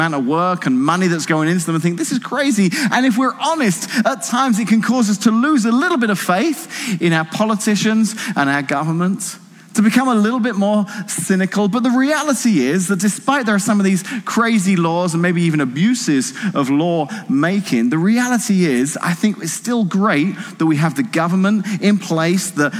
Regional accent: England, United Kingdom; now in Washington, United States; I'm not even from New England, I'm from Old England, okay? So where I'm from in the United Kingdom

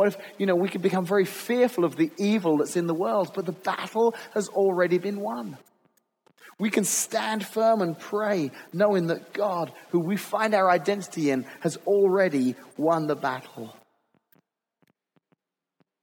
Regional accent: England, United Kingdom; moved away as an adult; growing up in England, we had policemen

